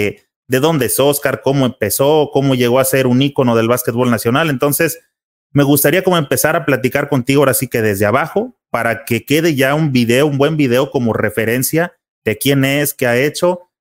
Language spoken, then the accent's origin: Spanish; Guadalajara, Jalisco, Mexico; yo nací aquí en Guadalajara